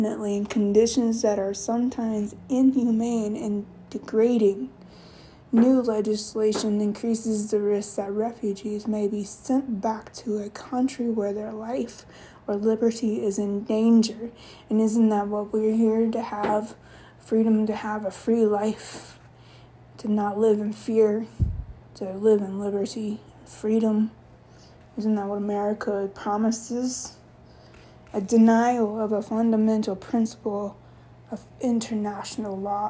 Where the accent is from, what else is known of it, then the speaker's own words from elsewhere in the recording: United States; I'm American born, but my roots are in Yemen